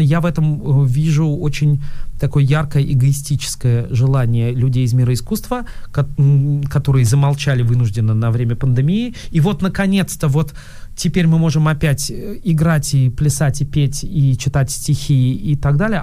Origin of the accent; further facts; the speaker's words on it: Moscow, Russia; я из Москвы